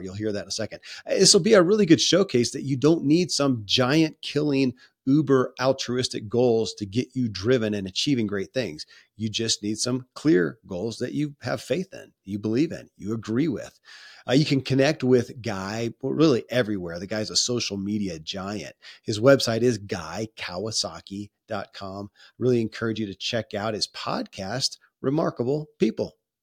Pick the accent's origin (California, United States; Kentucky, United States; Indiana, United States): Kentucky, United States; born or raised there